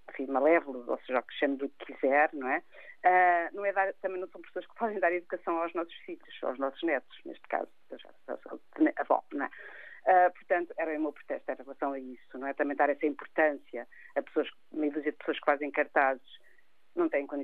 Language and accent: Portuguese; Portugal; E, portanto, somos nós portugueses, somos nós Portugal.